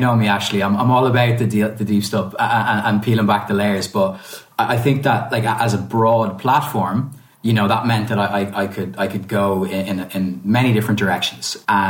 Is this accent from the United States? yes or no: no; Ireland; also born or lived in Italy; being both Irish and Italian and having had the experience of kind of growing up both across both countries, as well as having family all over the world